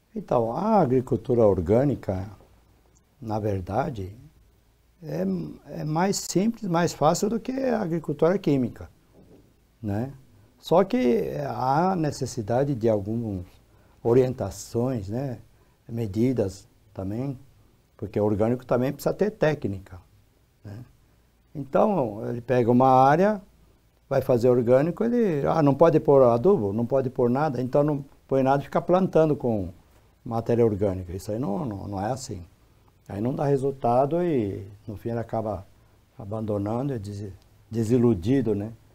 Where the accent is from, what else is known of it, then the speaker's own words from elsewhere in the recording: Brazil; eu nasci no Brasil